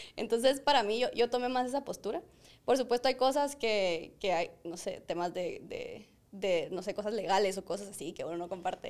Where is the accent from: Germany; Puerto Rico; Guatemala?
Guatemala; nosotros, como chapines super cracks